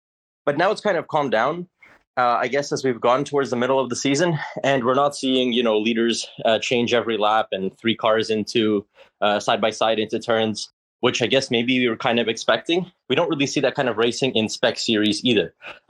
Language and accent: English; Canada; I'm from Canada.